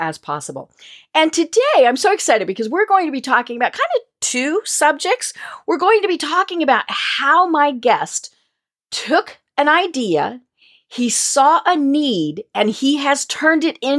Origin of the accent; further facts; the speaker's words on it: Colorado, United States; I come from Colorado